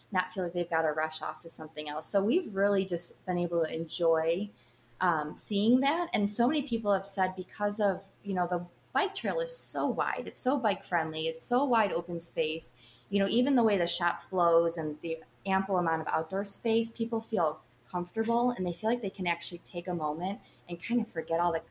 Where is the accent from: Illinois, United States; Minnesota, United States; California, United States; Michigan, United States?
Illinois, United States; Richmond; moved away as an adult; now in Lake Geneva, Wisconsin, United States; We grew up in the Northern Illinois area.